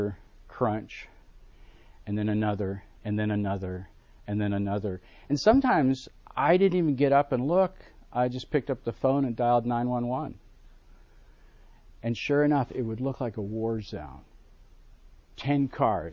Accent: Buffalo, New York, United States; I grew up in Buffalo, New York

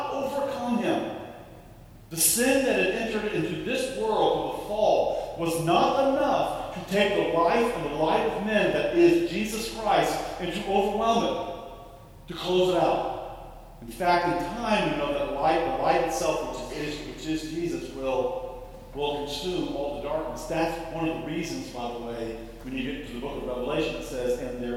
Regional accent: Tampa, Florida, United States; moved away; I grew up in Tampa, Florida, near Tarpon Springs

